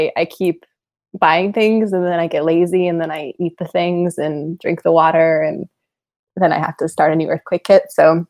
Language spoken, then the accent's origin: English; Los Angeles, California, United States; also born or lived in Oaxaca, Mexico; I grew up between here and Mexico as a child. So we kind of split the years between Los Angeles and Oaxaca.